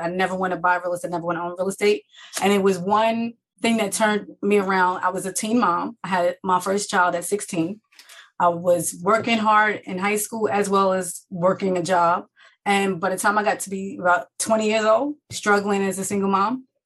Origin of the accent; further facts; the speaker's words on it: Jersey City, New Jersey, United States; I am from New Jersey, born and raised in Jersey City, New Jersey